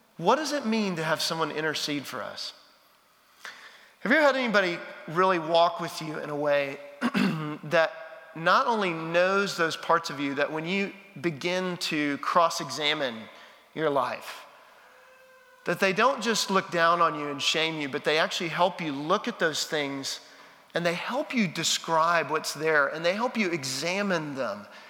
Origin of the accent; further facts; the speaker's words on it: Texas, United States; now in Nashville, United States; I'm a Texan